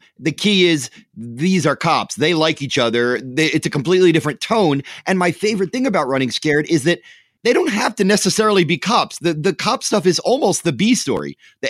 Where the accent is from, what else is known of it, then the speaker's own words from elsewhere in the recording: Philadelphia, Pennsylvania, United States; I'm from Philly